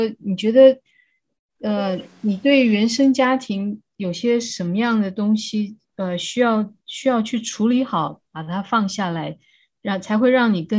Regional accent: China; 对，我觉得我们中国人真的对，呃，对心理的。的需求，心理的亲密关系真的是需要很多帮助的哈。

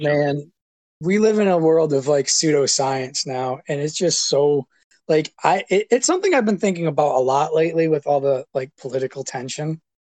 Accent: Hillman, Michigan, United States; moved away; I grew up in Hillman, uh, hanging out with well you, Travis, and all those guys

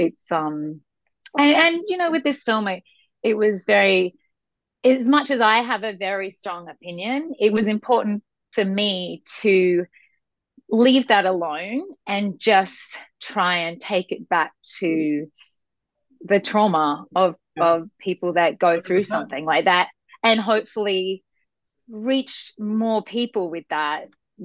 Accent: Sydney, New South Wales, Australia; moved away as an adult; now in United States; I'm from Sydney, Australia.

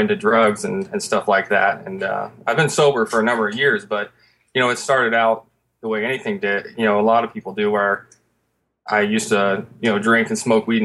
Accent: Covington, Washington, United States; we're both from Seattle, just a little town outside Seattle. But we're born and raised in this town called Covington

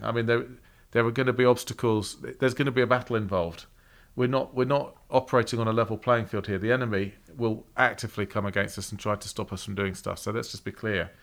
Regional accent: England, United Kingdom; moved away; we're English.

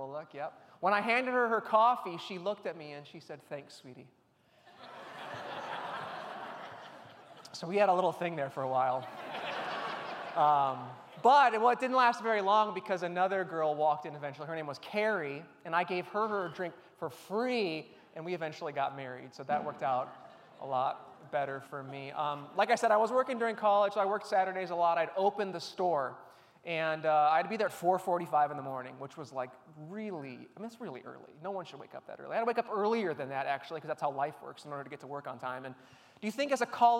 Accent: Chicago, Illinois, United States; I grew up in the Chicagoland area

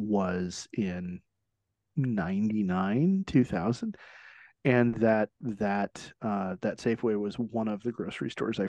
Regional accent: Southern California, United States; I grew up in Southern California

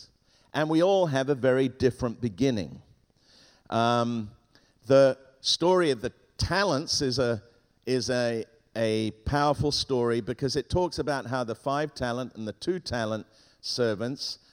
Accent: England, United Kingdom; first language Spanish; English is a second language; also born or lived in Hong Kong / Ghana / Tangier, Morocco / south of Spain; at the age of five, we flew from Beirut to England, and I arrived in England at the age of five speaking not one word of English. And I had to learn English very quickly because at school they made fun of me. And so I learned English, and I was educated in England

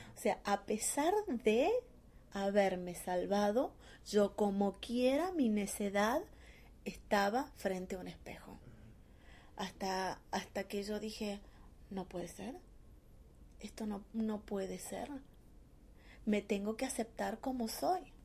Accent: Argentina; moved away as an adult; also born or lived in Córdoba, Argentina / Mexico; yo salí de Argentina, me fui a México por una apuesta

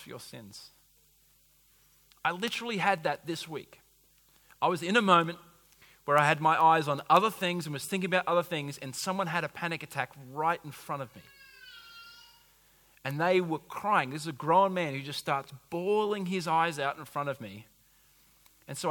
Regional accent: United States; I'm an American

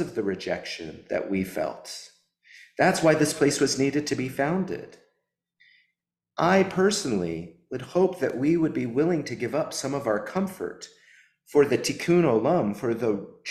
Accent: the South, United States; also born or lived in New Orleans, Louisiana; as a Southerner

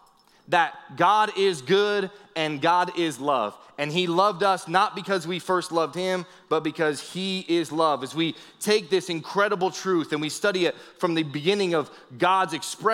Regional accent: Northeast, United States; I grew up in the Northeast

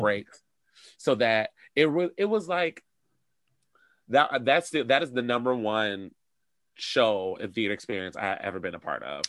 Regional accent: Detroit, Michigan, United States; moved away as an adult; also born or lived in Europe; now in Chicago, United States; I'm originally from Detroit

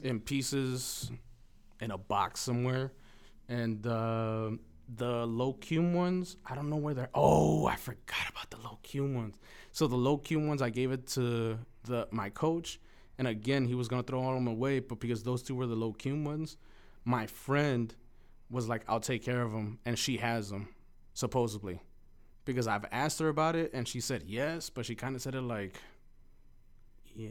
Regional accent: Los Angeles, California, United States; first language Spanish; English is a second language; also born or lived in Mexico; growing up on East L A and loving hip hop

